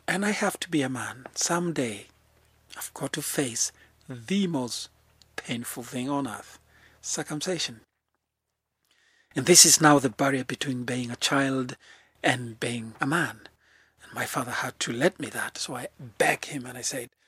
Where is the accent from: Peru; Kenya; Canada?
Kenya; Lemek, Narok County; I was born in the Maasai Mara in a very small place called Lemek